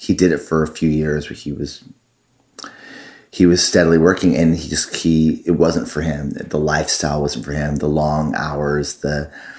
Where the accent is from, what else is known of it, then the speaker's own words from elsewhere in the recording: Tustin, California, United States; moved away as an adult; also born or lived in Boston, Massachusetts / Los Angeles, California; now in Nashville, United States; I grew up in Tustin, California